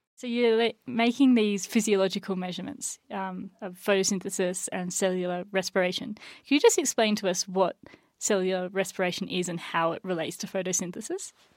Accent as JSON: {"language": "English", "country": "Australia", "moved": "yes", "lives_now": "United States", "said": "we don't really have tipping in Australia"}